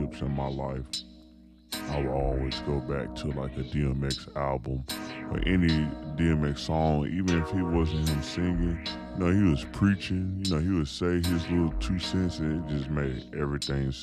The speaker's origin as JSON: {"language": "English", "town": "Houston", "region": "Texas", "country": "United States", "tie": "born or raised there", "also_born_or_lived": "Dallas, Texas", "said": "I was raised in Houston, but born in Dallas"}